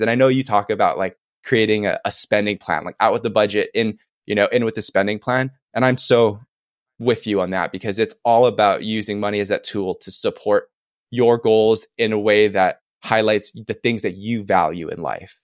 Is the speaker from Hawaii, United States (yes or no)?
yes; Oahu, Hawaii, United States; Oahu is my favorite island 'cause I'm born and raised here